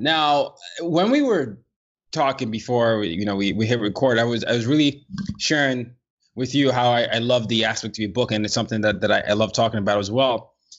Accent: Nigeria; So I'm a Nigerian and I grew up in different parts of the world.

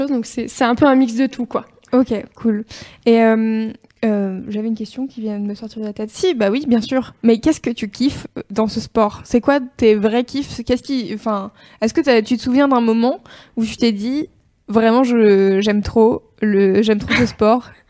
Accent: Clermont-Ferrand, Auvergne-Rhône-Alpes, France; moved away as an adult; Alors du coup, euh, oui, je suis partie de Clermont pour le travail.

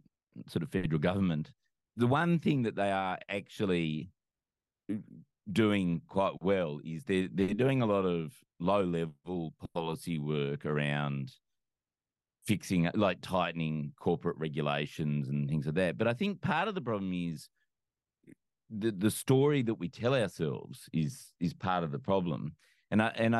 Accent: New South Wales, Australia; growing up in New South Wales

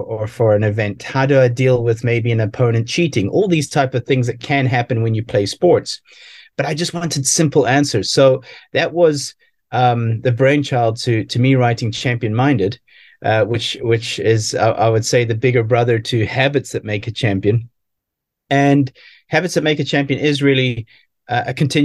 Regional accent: South Africa; growing up in South Africa, playing a lot of sports

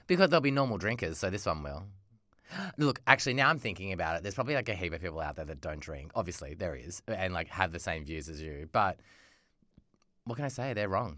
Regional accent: Australia; being an Australian, like, a, a young person in Australia growing up

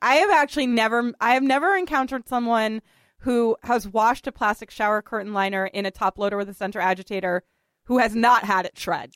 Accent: Boston, Massachusetts, United States; moved away as an adult; now in New York City, United States; Richard and I are both from Boston, and we have we often talk about you know our sort of love of growing up in Boston

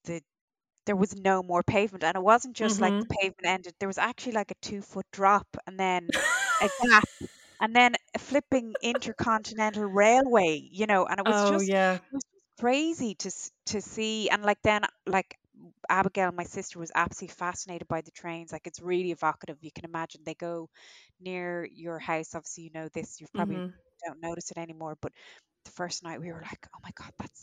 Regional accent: Ireland; as an Irish person

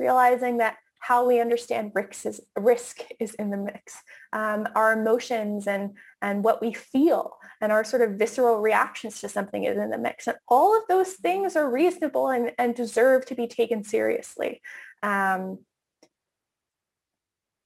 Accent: Canada; moved away as an adult; also born or lived in United States; as a Canadian who's lived in the States for a couple of years

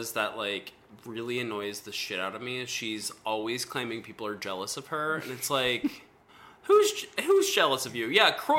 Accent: Atlanta, Georgia, United States; and I'm from Atlanta

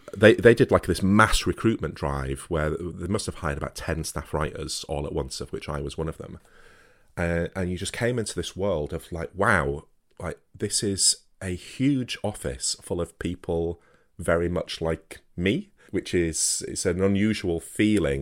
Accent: Wakefield, Yorkshire and the Humber, United Kingdom; I'm, I'm from Wakefield, so, you know, the same place that the company originated

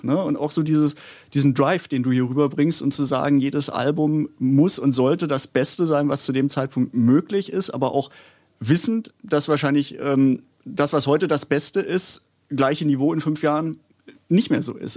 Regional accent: Baden-Württemberg, Germany; ich komme auch aus Baden-Württemberg

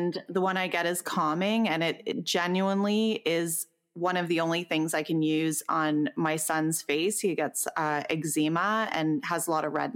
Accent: Canada; we're Canadian

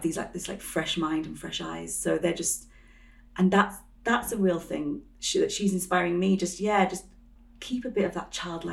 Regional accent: Yorkshire and the Humber, United Kingdom; now in London, United Kingdom; I grew up in the countryside, well, yeah, North Yorkshire, so it's quite countryside heavy

